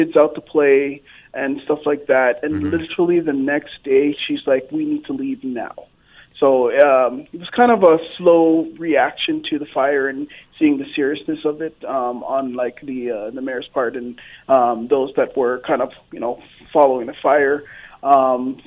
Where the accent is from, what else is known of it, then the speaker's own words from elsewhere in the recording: Toronto, Ontario, Canada; also born or lived in Fort McMurray; now in Edmonton, Canada; I'm originally from Toronto